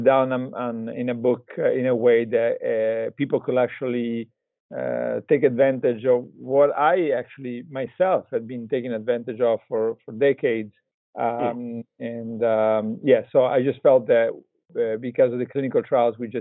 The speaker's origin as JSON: {"language": "English", "country": "Italy", "also_born_or_lived": "Texas", "moved": "yes", "said": "I'm originally from Italy"}